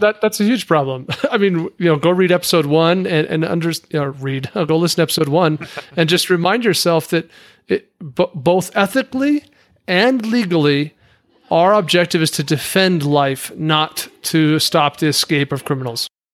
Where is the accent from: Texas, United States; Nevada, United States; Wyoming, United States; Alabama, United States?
Wyoming, United States; as a kid because I'm from Wyoming